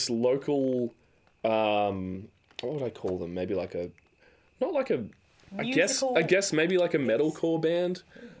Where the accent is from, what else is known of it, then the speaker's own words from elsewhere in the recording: Wollongong, New South Wales, Australia; I grew up in Wollongong in New South Wales